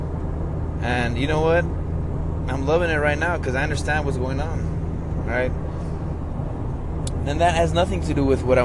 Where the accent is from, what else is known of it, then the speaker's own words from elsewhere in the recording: United States; I'm a Hispanic American. I'm an American, you know. I was born here.